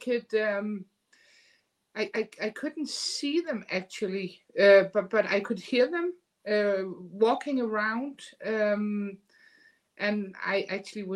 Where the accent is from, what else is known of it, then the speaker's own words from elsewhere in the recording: Denmark; I am from a small country in the Europe, Denmark, right above Germany, Scandinavia.